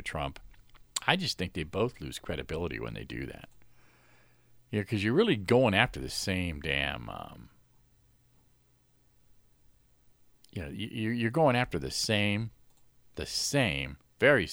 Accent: Florida, United States; my home state, Florida

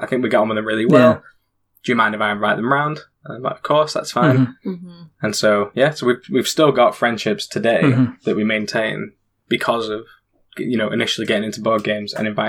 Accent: Warrington, North West England, United Kingdom; moved away as an adult; now in Huddersfield, United Kingdom; I'm from Warrington, but we moved to Huddersfield right after we got married.

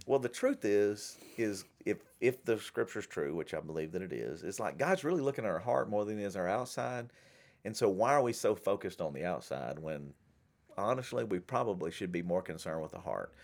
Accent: Shreveport, Louisiana, United States; where I grew up in Shreveport

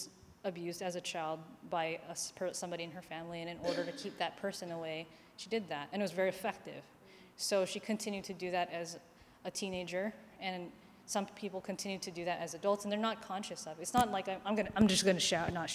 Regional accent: Philippines; I'm Filipino, and we use a tabo as opposed to a lota

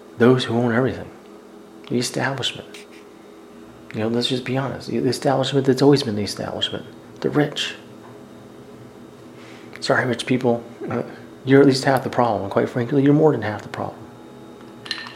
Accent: the South, United States; I'm from the South.

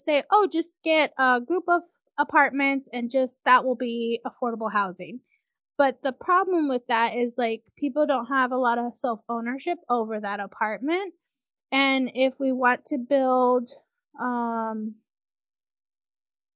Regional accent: California, United States; moved away as an adult; also born or lived in Washington State; now in Washington, United States; I grew up in California, and then I came up to college at St. Martin's University in Washington State

